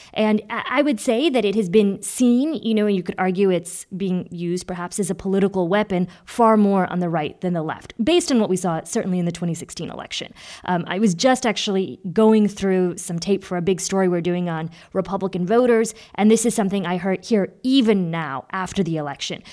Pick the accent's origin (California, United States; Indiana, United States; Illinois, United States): Indiana, United States; now in Massachusetts, United States; my home state, Indiana, and my current state of Massachusetts